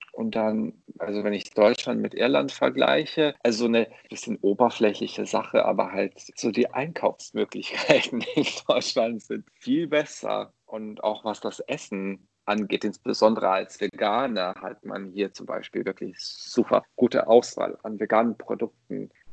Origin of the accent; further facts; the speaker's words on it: Bosnia & Herzegovina; German is a second language; moved away as an adult; also born or lived in Croatia / Ireland; now in Germany; Geboren bin ich in Bosnien und da habe ich 18 Jahre lang gelebt